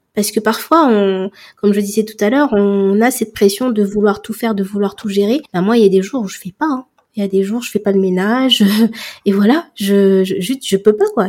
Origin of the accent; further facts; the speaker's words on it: Comoros; je suis comorienne